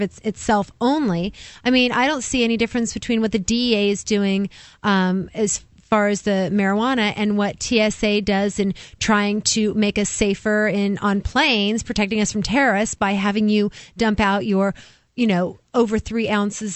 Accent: West Coast, United States; When I was growing up on the West Coast

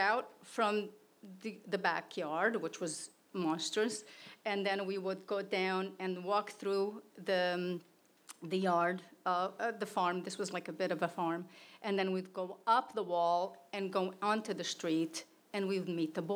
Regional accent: Portugal; moved away; I grew up in Portugal in an orphanage

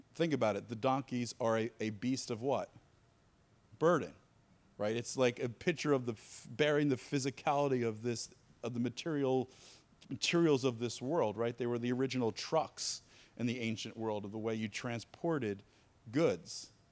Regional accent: East Coast, United States; moved away as an adult; also born or lived in North Carolina; I grew up on the East Coast

